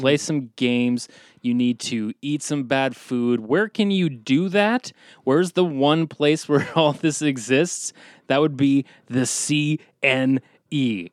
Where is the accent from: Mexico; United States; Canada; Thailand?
Canada; We're Canadian